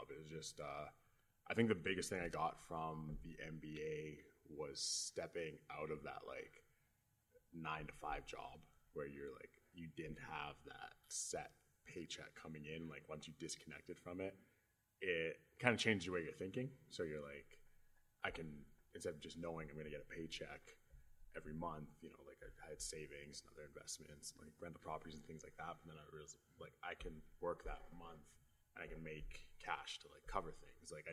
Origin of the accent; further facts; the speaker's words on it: Edmonton, Alberta, Canada; Uh, I was born and raised in Edmonton.